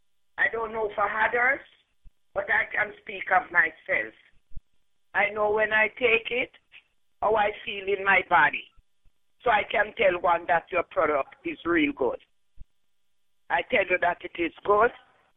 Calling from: Florida, United States; I am calling from Florida

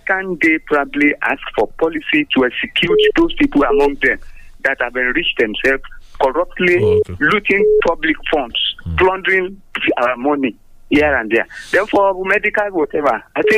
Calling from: Abeokuta, Ogun State, Nigeria; from Adokuta.

